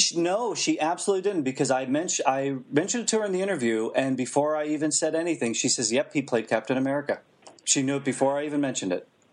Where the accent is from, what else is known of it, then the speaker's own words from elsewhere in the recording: Western Pennsylvania, United States; I'm from Western Pennsylvania